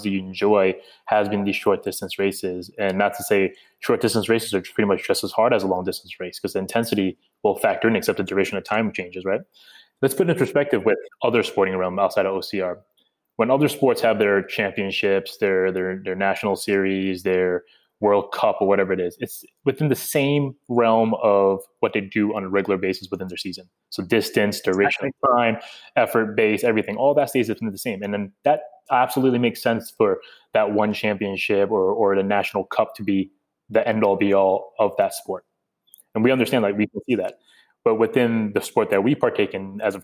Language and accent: English; United States; moved away; me being an American